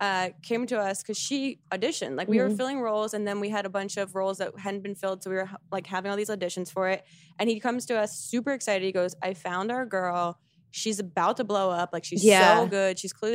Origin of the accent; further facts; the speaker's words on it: United States; you want an American hosting this British awards show?